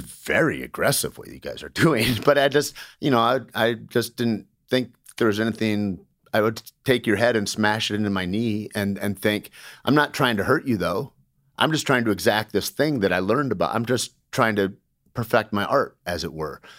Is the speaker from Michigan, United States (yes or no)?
yes; Alpena, Michigan, United States; moved away as an adult; also born or lived in Santa Fe, New Mexico; Grew up in Alpena, Michigan, Shore Lake Huron, and, uh, Southern Michigan for years and years